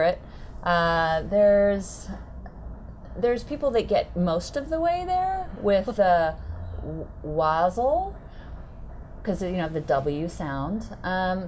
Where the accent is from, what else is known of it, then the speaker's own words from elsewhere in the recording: Northern California, United States; also born or lived in Eugene, Oregon; now in Seattle, United States; I am actually originally from Northern California. Have been steadily moving my way northward, first to Eugene, Oregon